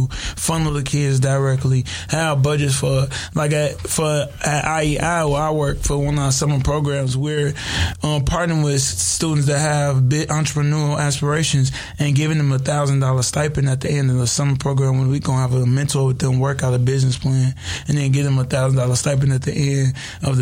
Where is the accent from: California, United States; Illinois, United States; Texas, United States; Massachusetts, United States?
California, United States; Inglewood; I'm from Inglewood